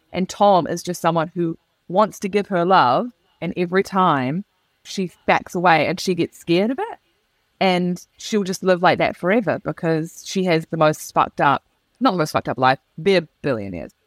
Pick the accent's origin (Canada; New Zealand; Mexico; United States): New Zealand; moved away; I am a New Zealander who's moved to a country which I will say, I know it's a generalization, but it's broadly emotionally repressed.